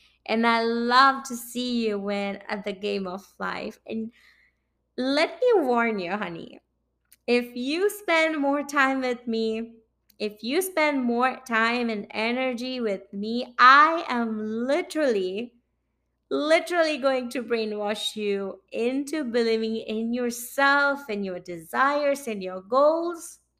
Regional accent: India; moved away as an adult; now in Saint John, Canada; And I moved from India to Canada in early 2018, following my heart, my sweetheart, Akash.

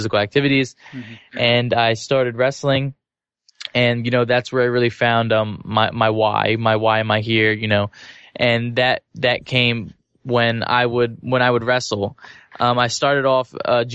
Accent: New Jersey, United States; I was born in New Jersey

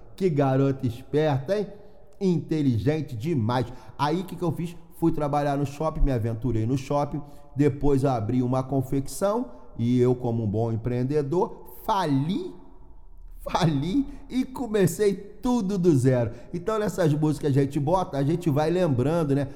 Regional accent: Rio de Janeiro, Brazil; moved away as an adult; now in Braga, Portugal; eu sou do Rio de Janeiro

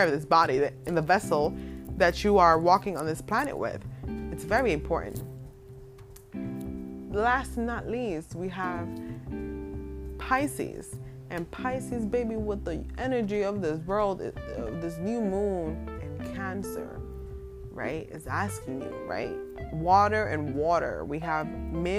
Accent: New York City, New York, United States; also born or lived in Williamsburg, Brooklyn; I'm in Brooklyn right now, but I'm from the Bronx

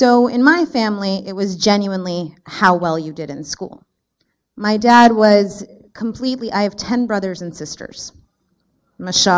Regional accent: Canada; I was born and raised actually in Canada. I have the honor of being a Canadian

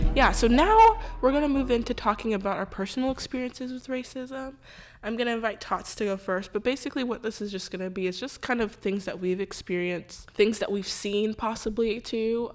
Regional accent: Houston, Texas, United States; I was born and raised in Houston, Texas

